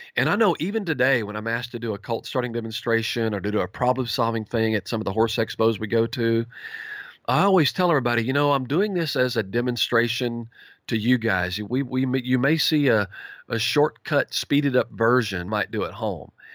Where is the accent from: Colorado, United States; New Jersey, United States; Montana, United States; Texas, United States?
Texas, United States; Campbell; also born or lived in Sulphur Springs, Texas; I was born and raised in East Texas